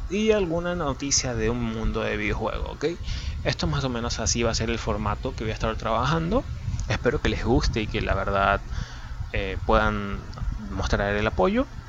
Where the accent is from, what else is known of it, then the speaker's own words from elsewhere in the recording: Venezuela; soy de Venezuela, tengo 21 años